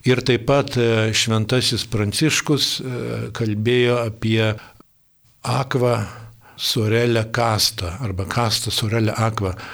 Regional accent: Lithuania; Mes lietuviai

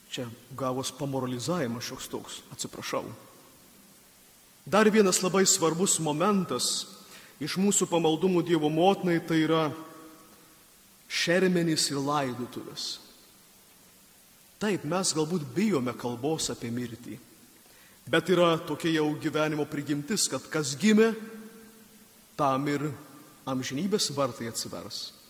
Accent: Samogitia, Lithuania; Mes žemaičiai kalnus gėdam

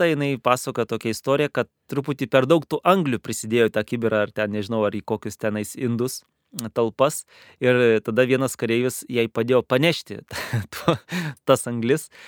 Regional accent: Lithuania; moved away as an adult; now in Kazakhstan; kadangi esu lietuvis

